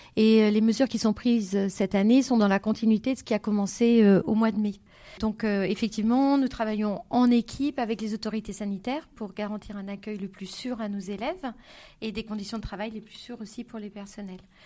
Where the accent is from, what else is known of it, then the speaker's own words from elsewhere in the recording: Grenoble, Auvergne-Rhône-Alpes, France; moved away as an adult; also born or lived in Brest; now in Zurich, Switzerland; J'ai grandi en France, à Grenoble essentiellement, où j'ai suivi ma scolarité